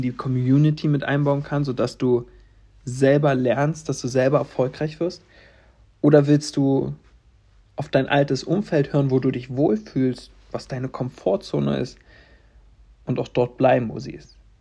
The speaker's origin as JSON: {"language": "German", "town": "Stendal", "region": "Saxony-Anhalt", "country": "Germany", "tie": "born or raised there", "also_born_or_lived": "Halle", "said": "in Stendal, wo ich geboren bin"}